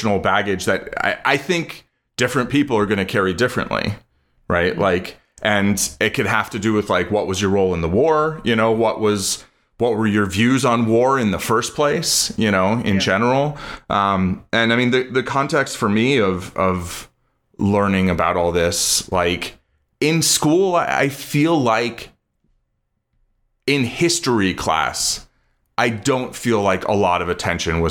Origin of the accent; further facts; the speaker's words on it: United States; I was born here